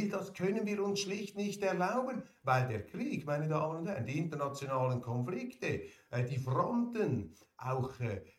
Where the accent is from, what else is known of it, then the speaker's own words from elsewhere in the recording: Switzerland; Bin ein Schweizer mit Migrationshintergrund.